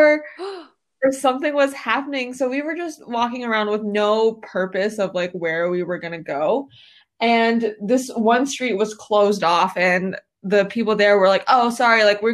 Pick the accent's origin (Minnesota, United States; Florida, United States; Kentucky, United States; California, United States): Kentucky, United States; Lexington; moved away as an adult; now in Chicago, United States; I'm from the great state of Lexington, Kentucky.